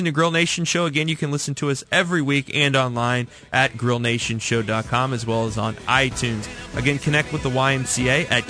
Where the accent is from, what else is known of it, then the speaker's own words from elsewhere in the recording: Missouri, United States; I grew up in the Northland, and you all built a great Y up there in Parkville.